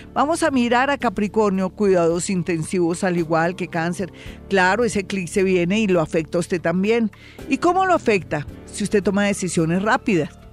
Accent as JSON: {"language": "Spanish", "country": "Colombia", "said": "somos colombianos"}